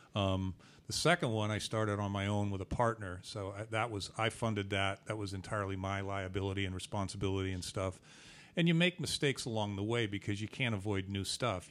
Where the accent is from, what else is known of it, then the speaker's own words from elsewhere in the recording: Boston, Massachusetts, United States; I'm from Boston